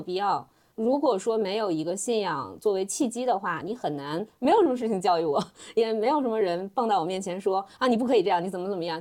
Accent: China; now in London, United Kingdom; 按照我们中国人的想法

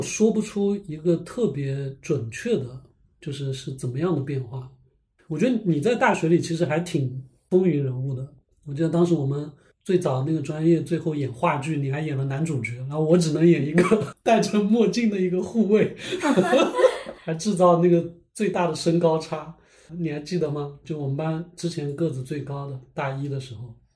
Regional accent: Lishui, Zhejiang, China; moved away as an adult; also born or lived in California; 我们都是那个浙江溧水人嘛

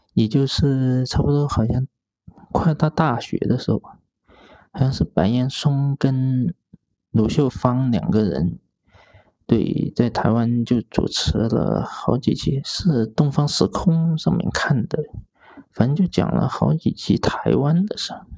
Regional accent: Foshan, Guangdong, China; moved away as an adult; now in Chengdu, China; 我的家乡佛山

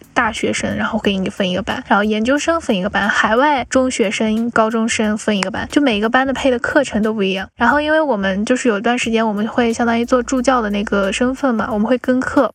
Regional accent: Lanzhou, Gansu, China; 我是兰州的

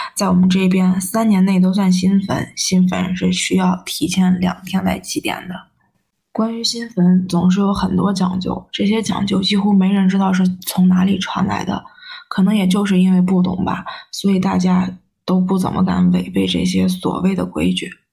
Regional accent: Shanxi, China; 我们山西这边面食比较丰富

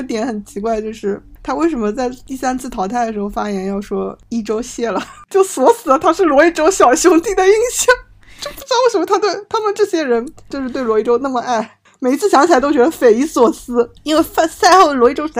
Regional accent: Macau; 会，我们我们澳门澳门人肯定是遗珠。

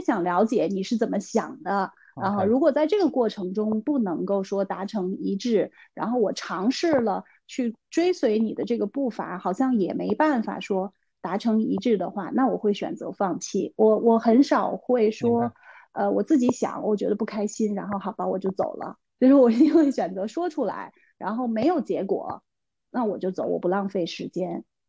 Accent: Beijing, China; also born or lived in Jiangyou, Sichuan; 现在在北京，然后之前小时候是在四川长大，在江油长大，三年级才到的北京

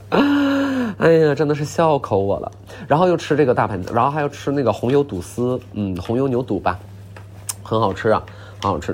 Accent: Northeast China, China; 我们东北人叫大服务员儿

